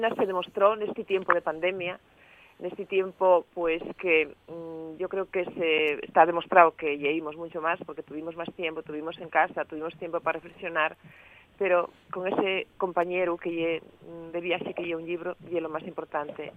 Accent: Asturias, Spain

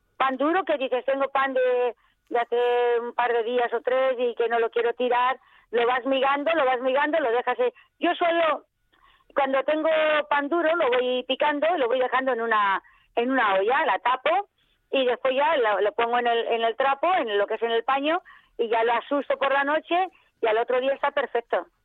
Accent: Extremadura, Spain; now in Valencia, Spain; yo soy extremeña

